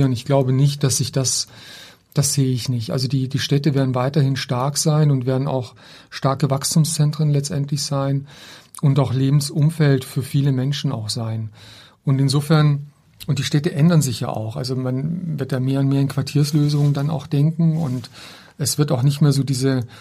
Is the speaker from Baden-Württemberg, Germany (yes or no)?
yes; Baden-Württemberg, Germany; das sehe ich auch bei meiner Heimatstadt. Ich komme ja aus einem kleinen Ort im Schwarzwald